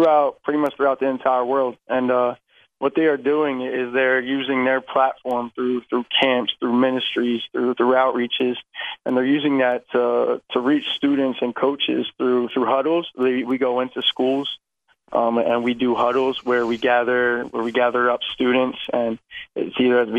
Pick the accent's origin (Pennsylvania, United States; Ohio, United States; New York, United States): Pennsylvania, United States; I come from Saratton, Pennsylvania. So I am right outside of Philadelphia, about 45 minutes.